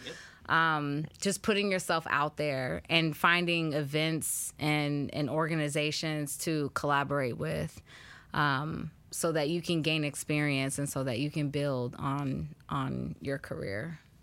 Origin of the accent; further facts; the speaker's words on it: the Bay Area, California, United States; moved away as an adult; also born or lived in Chicago; I'm from Cali, I'm from the Bay, I'm used to mild weather